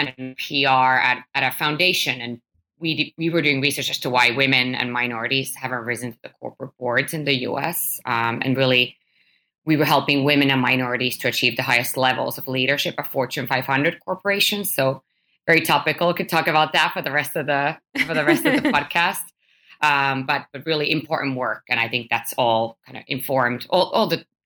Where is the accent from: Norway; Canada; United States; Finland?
Finland; I was born and raised in Finland